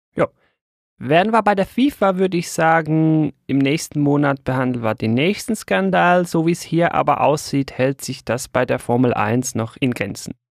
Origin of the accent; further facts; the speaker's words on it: Switzerland; bei uns in der Schweiz